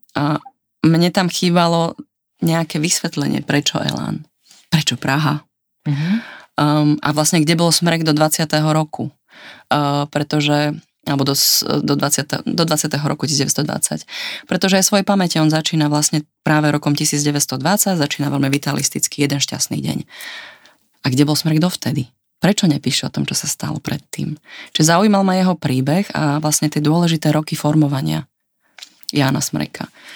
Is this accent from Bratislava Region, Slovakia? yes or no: no; Martin, Žilina Region, Slovakia; also born or lived in Prague; now in Vienna, Austria; ja vlastne pochádzam z Martina